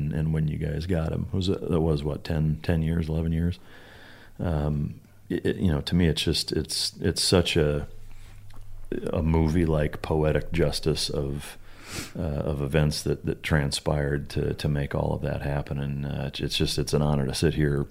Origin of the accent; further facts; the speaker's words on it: Iowa, United States; moved away; I'm from Iowa originally